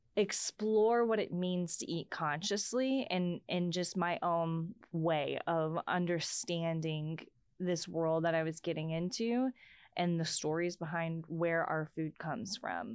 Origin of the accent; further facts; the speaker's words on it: Texas, United States; also born or lived in North Dakota; as a Texan